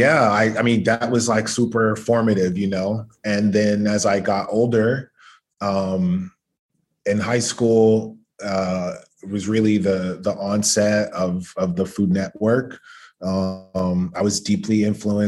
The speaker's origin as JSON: {"language": "English", "town": "Atlanta", "region": "Georgia", "country": "United States", "tie": "born or raised there", "said": "I'm from Atlanta and, you know, my childhood was, I think, kind of typical for a lot of Black American kids of a certain generation."}